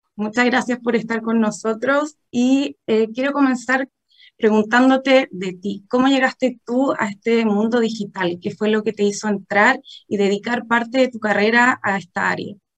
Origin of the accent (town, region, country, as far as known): Chile